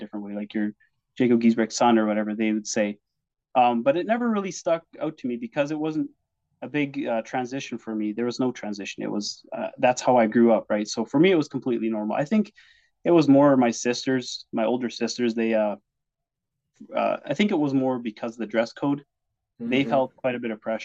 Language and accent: English; Vauxhall, Alberta, Canada; also born or lived in Simcoe, Ontario; now in Taber, Canada; I think I was maybe 2 years old when we moved from Ontario to Vauxhall or Anshan area. And that's where I grew up